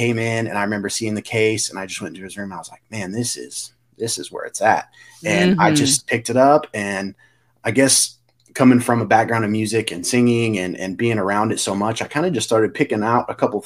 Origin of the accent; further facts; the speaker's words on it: Clovis, New Mexico, United States; We're actually from Eastern New Mexico, Clovis, New Mexico, where there's an Air Force base.